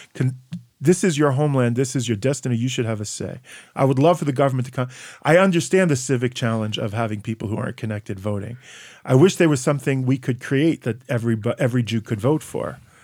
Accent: United States; now in Israel; I'm, I'm American patriot

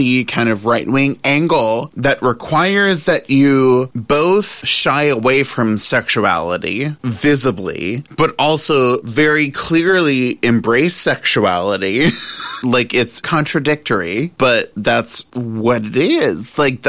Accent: the South, United States; I was born and raised in the South, and I'm here to tell you that the Madonna whore complex

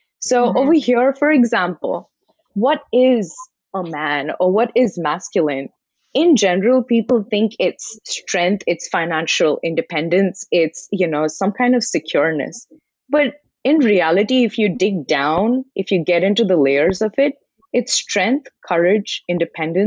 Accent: India; moved away; I was born in India and I was raised in an environment where the exposure was completely different versus what I have right now

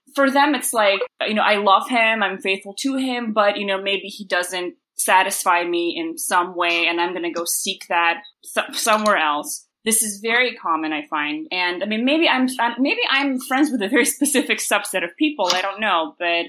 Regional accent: United States; now in Moscow, Russia; I grew up in the States mostly, and then when I came to Moscow

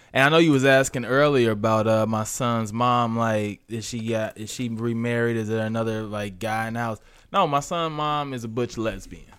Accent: St. Louis, Missouri, United States; moved away; also born or lived in Arkansas; Then moved to Arkansas, where I was born, but I was raised in Saint Louis.

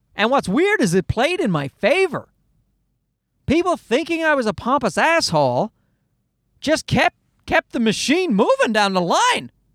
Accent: Newfoundland and Labrador, Canada; moved away; I grew up in Newfoundland and I never saw any live comedy

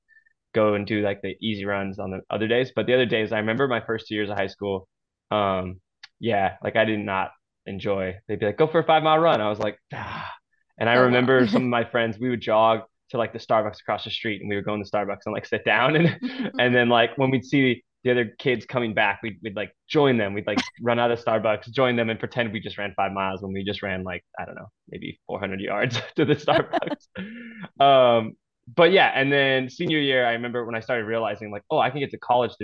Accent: San Diego, California, United States; moved away as an adult; also born or lived in Oregon; now in Michigan, United States; I was in like a surf club because I grew up in San Diego

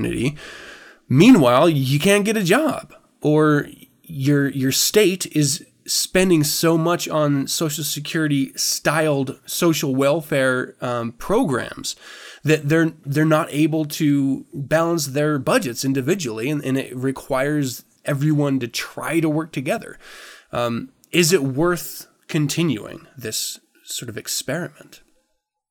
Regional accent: United States; because of the way I was raised by veterans primarily, it's hard to disassociate myself. Did that come out? With being an American

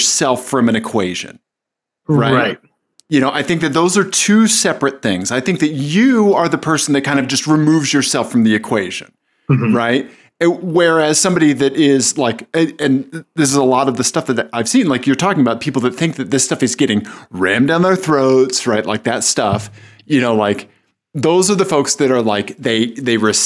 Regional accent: Kansas City, Missouri, United States; I'm from Kansas City, Missouri

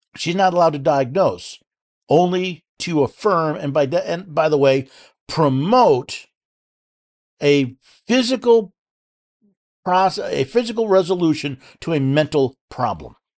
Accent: New York City, New York, United States; moved away; the state of New York, my old stomping grounds. I was born in New York City

